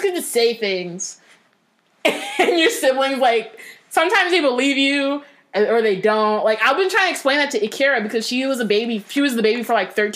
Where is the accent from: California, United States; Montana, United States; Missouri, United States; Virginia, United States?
California, United States; Northern; I'm from Northern California.